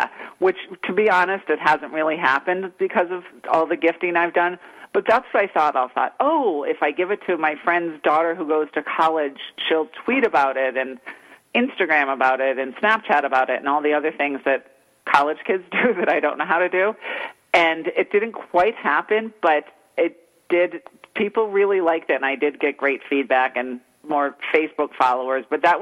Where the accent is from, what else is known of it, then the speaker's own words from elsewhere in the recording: East Coast, United States; moved away; I'm originally from the East Coast